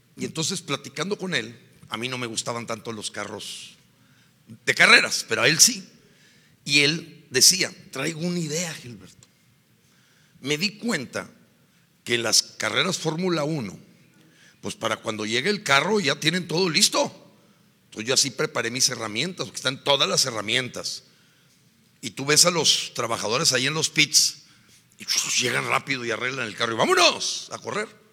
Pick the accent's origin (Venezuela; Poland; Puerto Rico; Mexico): Mexico; somos los mexicanos